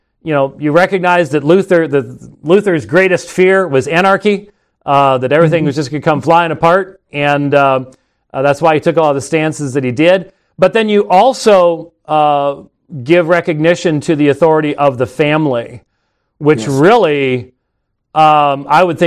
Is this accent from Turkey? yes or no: no; Scotland, United Kingdom; I'm Scottish. So it's just sort of, you know, it's always raining and dreary in Scotland